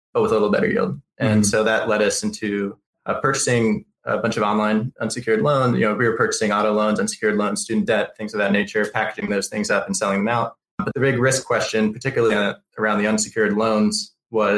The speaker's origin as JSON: {"language": "English", "region": "South Florida", "country": "United States", "tie": "born or raised there", "also_born_or_lived": "Chicago", "moved": "as an adult", "said": "I grew up in South Florida"}